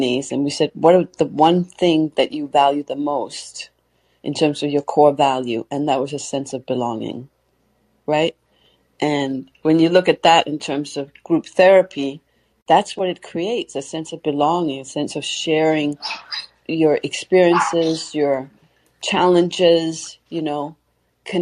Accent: Canada; Heyman and I, we're from Canada

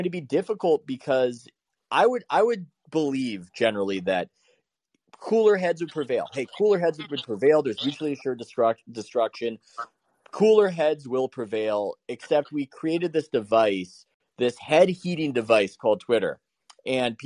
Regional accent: San Diego, California, United States; I'm from San Diego, and I will say it's almost like being in Hawaii

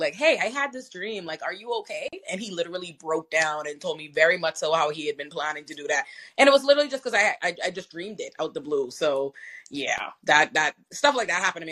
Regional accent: Nassau, New Providence, Bahamas; I'm from Nassau, the Bahamas.

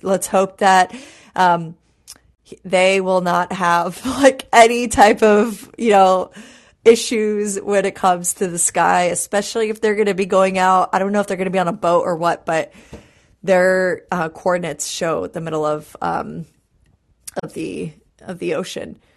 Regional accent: New York City, New York, United States; growing up in New York City

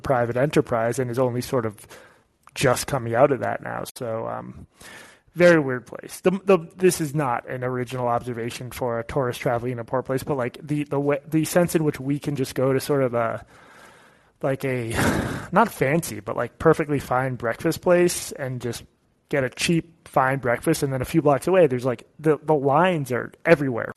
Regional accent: United States; growing up in the States

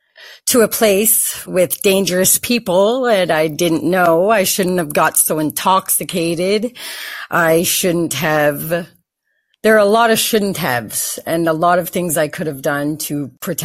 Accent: Canada; because I'm from Canada

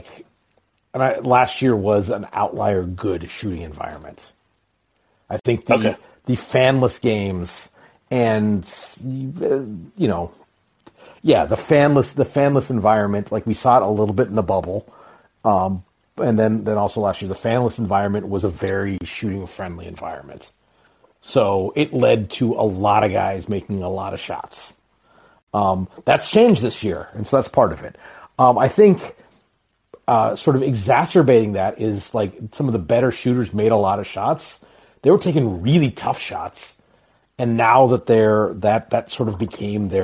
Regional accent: Anchorage, Alaska, United States; now in Milwaukee, United States; I live outside Milwaukee now. I'm originally from Anchorage, Alaska

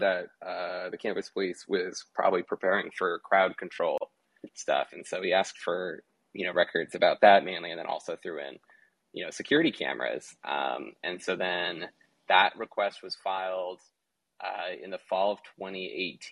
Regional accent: Portland, Oregon, United States; I grew up in Portland, and so going to riots is kind of what you do as a teenager in Portland growing up

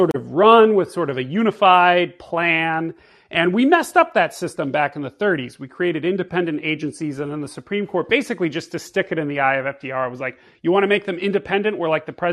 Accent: Bay Area, California, United States; moved away as an adult; now in Washington, D.C., United States; I was sort of the kid who thought he was conservative growing up in the Bay Area

